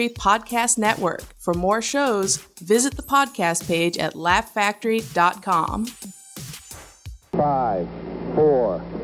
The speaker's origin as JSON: {"language": "English", "region": "North Carolina", "country": "United States", "said": "Uh, I moved here from North Carolina."}